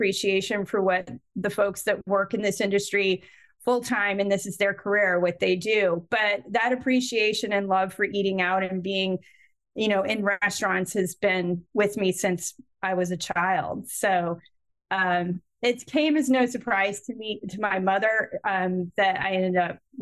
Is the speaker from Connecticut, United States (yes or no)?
yes; Connecticut, United States; my hometown in Connecticut